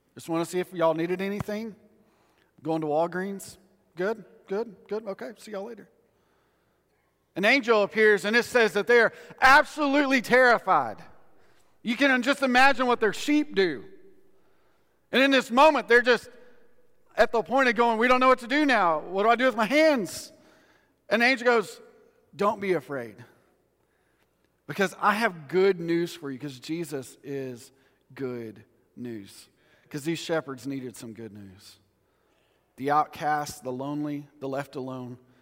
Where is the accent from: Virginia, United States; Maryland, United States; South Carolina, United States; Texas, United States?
Texas, United States; West; we're from West Texas